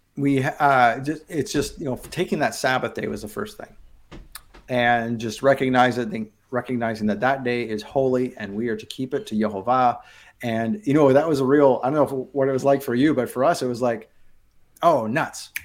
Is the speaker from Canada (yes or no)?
yes; Abbotsford, British Columbia, Canada; moved away; I grew up on the west coast of Canada in a town called Abbotsford, British Columbia, just outside of Vancouver